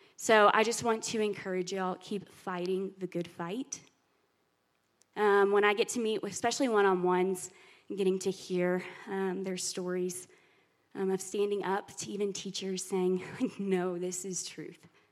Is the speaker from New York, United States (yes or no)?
no; Alabama, United States; moved away as an adult; We just moved here. I'm from Alabama, he's from Texas, so the Bible Belt for sure.